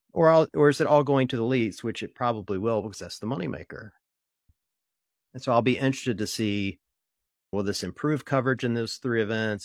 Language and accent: English; Ohio, United States; I'm from Ohio.